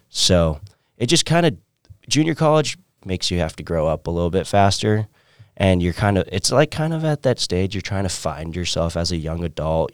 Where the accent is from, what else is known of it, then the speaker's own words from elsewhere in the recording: San Diego, California, United States; moved away as an adult; also born or lived in Orange County, California; now in Maryville, Missouri, United States; I'm originally from San Diego, California